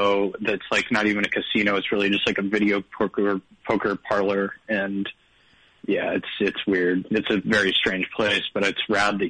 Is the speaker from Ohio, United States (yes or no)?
no; Reno, Nevada, United States; I'm from Reno, Nevada.